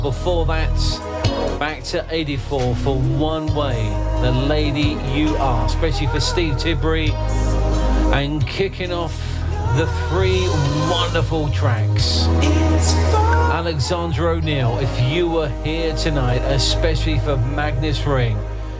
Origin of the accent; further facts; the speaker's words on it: Watford, East of England, United Kingdom; my hometown of Watford